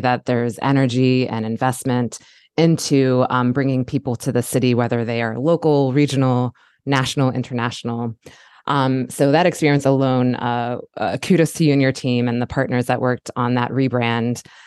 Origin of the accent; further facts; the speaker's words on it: Baltimore, Maryland, United States; as a native of Baltimore, I was born in Baltimore County and now live in Baltimore City